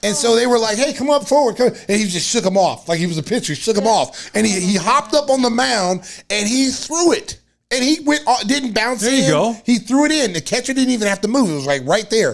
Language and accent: English; Lawton, Oklahoma, United States; born and raised in Lawton, Oklahoma